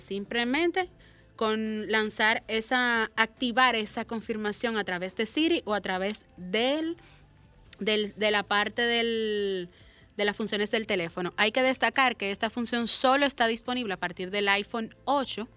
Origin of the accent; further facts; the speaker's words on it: Dominican Republic; como dominicano que es